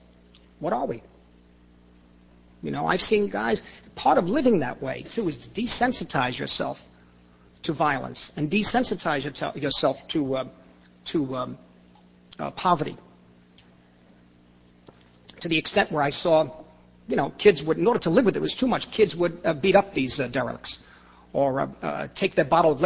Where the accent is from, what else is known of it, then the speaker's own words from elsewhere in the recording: New York City, New York, United States; also born or lived in Corona, Queens; I grew up in the Lower East Side